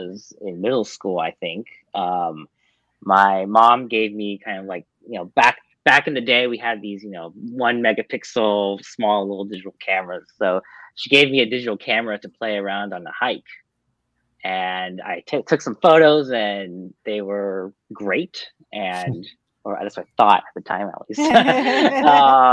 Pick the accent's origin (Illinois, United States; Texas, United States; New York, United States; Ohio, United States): Texas, United States; I grew up in Texas